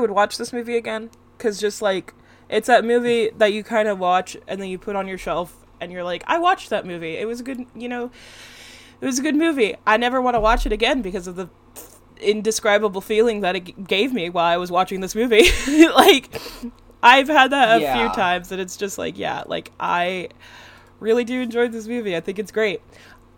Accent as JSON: {"language": "English", "region": "West Coast", "country": "United States", "said": "I'm from the West Coast"}